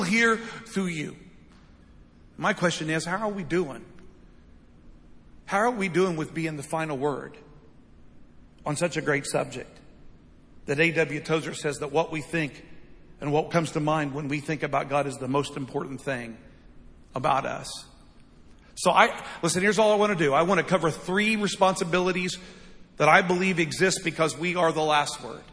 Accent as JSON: {"language": "English", "country": "United States", "said": "I love being an American. I'll always love being an American"}